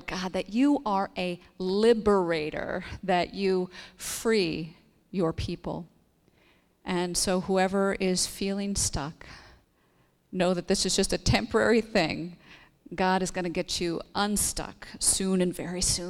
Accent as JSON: {"language": "English", "region": "Iowa", "country": "United States", "also_born_or_lived": "Mobile, Alabama", "moved": "as an adult", "said": "my home state of Iowa"}